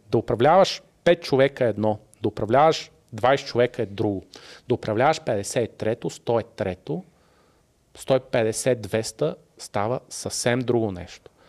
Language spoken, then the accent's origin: Bulgarian; Sofia, Sofia City, Bulgaria; И ти си казваш, не, бе, аз съм от София, ама съм голямото село, нали?